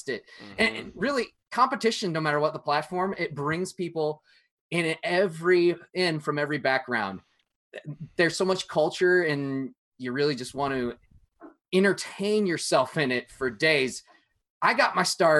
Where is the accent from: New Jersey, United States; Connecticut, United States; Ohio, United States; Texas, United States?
Connecticut, United States; Hartford; I grew up in Connecticut near Hartford